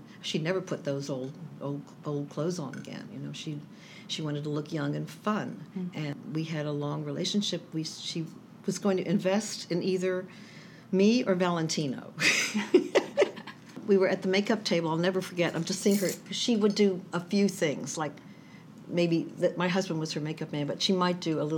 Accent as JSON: {"language": "English", "country": "United States", "said": "I'm from Washington. I'm from a wealthy family"}